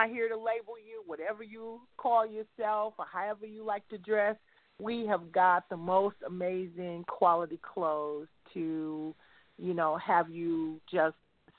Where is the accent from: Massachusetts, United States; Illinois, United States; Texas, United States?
Texas, United States; Houston; I'm from Houston, Texas